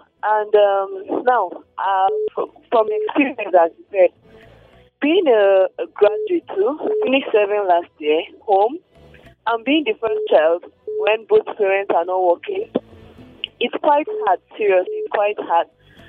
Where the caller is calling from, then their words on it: Nigeria; I'm calling from Dibiza.